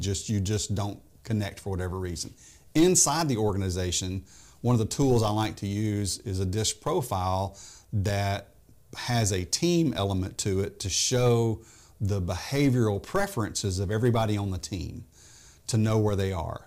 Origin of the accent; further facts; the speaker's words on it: Memphis, Tennessee, United States; moved away as an adult; also born or lived in Texas; I grew up in Memphis